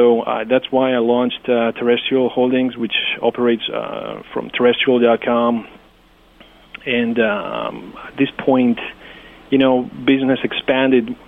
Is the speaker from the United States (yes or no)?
no; Greece; English is a second language; as I as I said, I'm from Greece. I, I needed to maintain uh, the touch with, you know, my language, my culture.